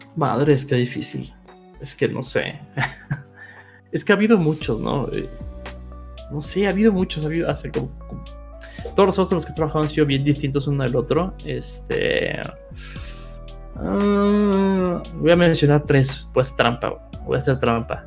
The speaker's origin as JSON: {"language": "Spanish", "country": "Mexico", "tie": "born or raised there", "said": "viviendo y creciendo en México"}